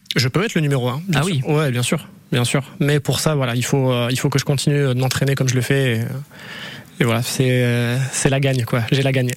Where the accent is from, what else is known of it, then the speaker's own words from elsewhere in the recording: Dreux, Centre-Val de Loire, France; also born or lived in Basque Country; now in Ciboure, France; je suis né en Eure-et-Loire, donc à Dreux précisément